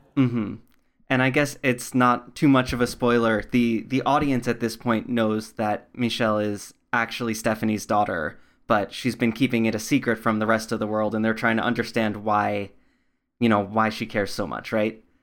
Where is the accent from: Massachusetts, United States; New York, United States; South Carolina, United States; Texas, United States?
New York, United States; I grew up in New York, not in the city